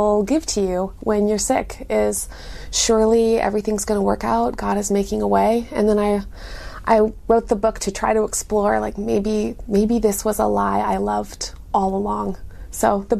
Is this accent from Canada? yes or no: yes; Canada; now in Durham, United States; I live in Durham, North Carolina, but I'm from Canada